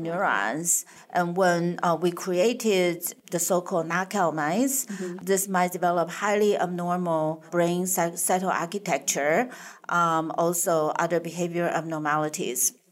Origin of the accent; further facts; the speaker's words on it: Taiwan; moved away as an adult; also born or lived in Madison, Wisconsin; I was born and raised in Taiwan